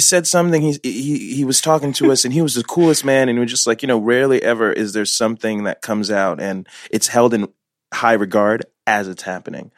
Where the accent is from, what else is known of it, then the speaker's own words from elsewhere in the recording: Newark, New Jersey, United States; born in Newark